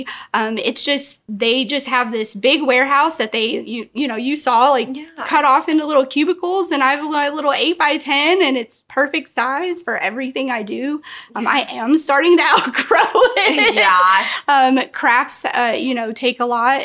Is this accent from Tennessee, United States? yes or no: yes; Knoxville, Tennessee, United States; I grew up in Knoxville